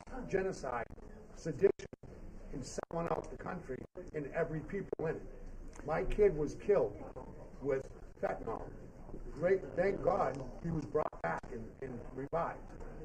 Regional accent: Nashville, Tennessee, United States; I live in Nashville, my hometown.

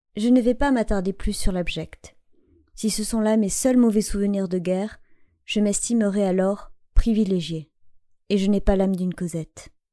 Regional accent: Landes, Nouvelle-Aquitaine, France; moved away; rallier ma terre natale

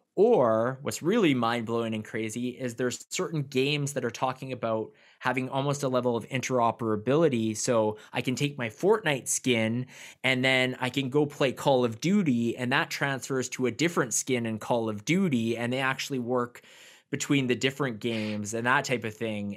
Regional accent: Canada; I'm from Canada

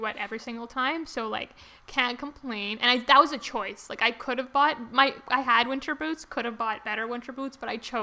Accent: Canada; we're from Canada

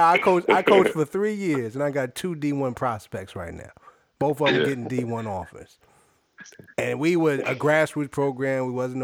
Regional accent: New Jersey, United States; Yeah, because I'm originally from South Jersey.

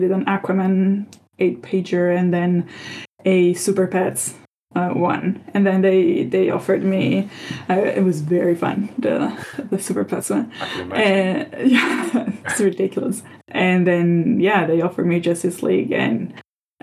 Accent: Italy; growing up in Italy

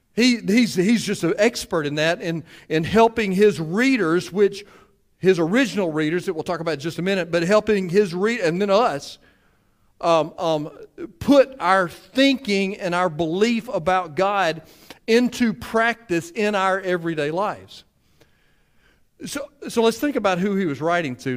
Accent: Cleveland, Mississippi, United States; me being from Cleveland

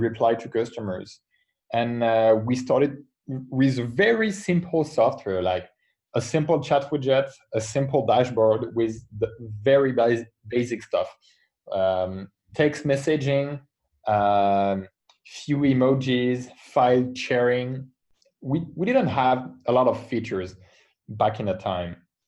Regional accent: France; I come from France. I'm a French entrepreneur.

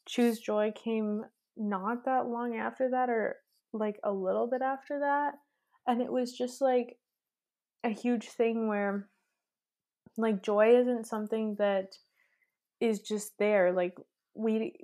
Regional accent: Midwest, United States; moved away as an adult; now in Austria; I'm from the Midwest, so there's nothing. Like, it's so flat.

